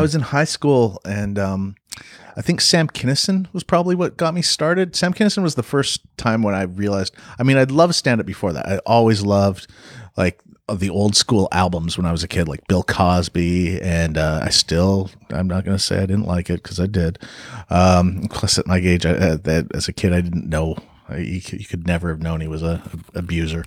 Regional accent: Canada; also born or lived in Los Angeles, United States / North Carolina, United States / Vancouver, Canada; I'm Canadian

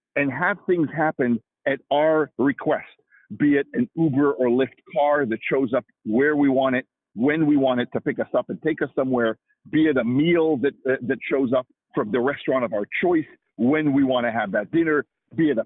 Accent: Israel; moved away as an adult; also born or lived in Washington, United States; now in United States; I'm originally from Israel myself, came here to the U.S. To get my graduate degree at the University of Washington, and that was now 25 years ago

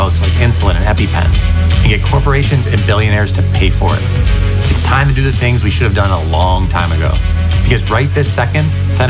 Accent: Thornburg, Pennsylvania, United States; also born or lived in Pittsburgh; I was born here in Western PA. Dad's from Jeanette. Mom's from Sheridan. I got to play ball in the backyard in the park with my brothers and our friends growing up in Thornburg.

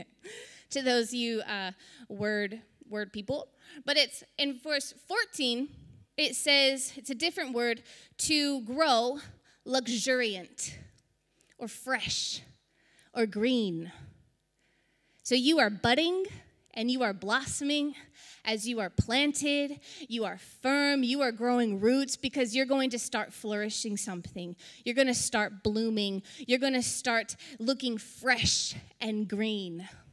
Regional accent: South Texas, United States; We're from South Texas. We get hurricanes. I've seen them my whole life

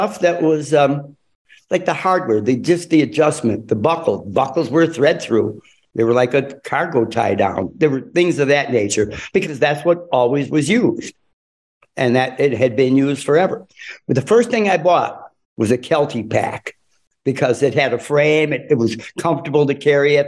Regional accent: Chicago, Illinois, United States; I grew up in Chicago, primarily, and/or the suburbs of Chicago.

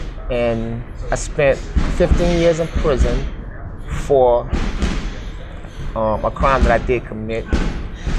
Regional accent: New Orleans, Louisiana, United States; I grew up in New Orleans, Louisiana

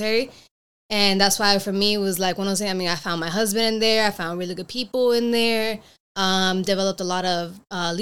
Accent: Miami, Florida, United States; moved away as an adult; also born or lived in Cuba; now in San Diego, United States; Left when I was like 2 years old. Then was raised in Miami, Florida

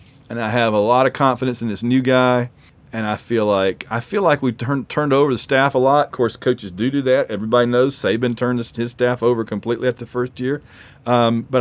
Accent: Sylacauga, Alabama, United States; Susan is from my hometown as well. I know Susan Martins, but only one of them's from Sylacauga

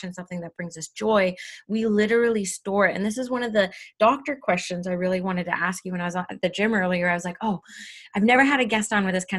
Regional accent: Canada; I'm Indigenous Canadian

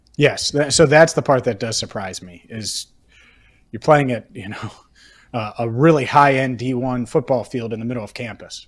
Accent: Cincinnati, Ohio, United States; growing up in Cincinnati

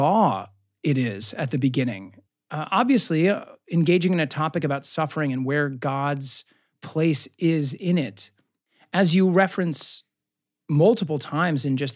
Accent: Omaha, Nebraska, United States; We're both from Omaha, Nebraska. We both went to Creighton Prep and Marquette University for high school and college

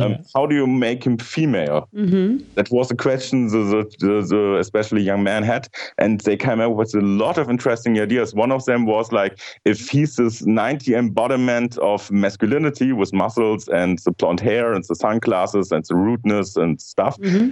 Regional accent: Germany; in Germany, we have some other um, terms

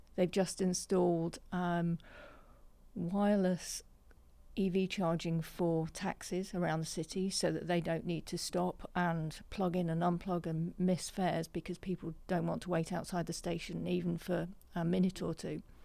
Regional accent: just outside Nottingham, East Midlands, United Kingdom; I grew up just outside Nottingham

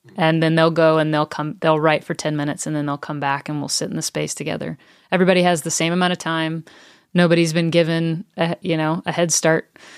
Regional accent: the South, United States; now in Franklin, United States; I grew up in the South

